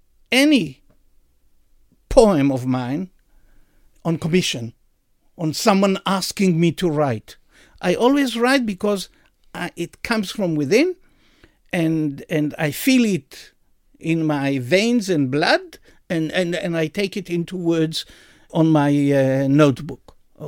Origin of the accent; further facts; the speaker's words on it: Jerusalem, Jerusalem District, Israel; born there; I was born in 1948 in the Hadassah Hospital on Mount Scopus during the war, the Independence War of Israel.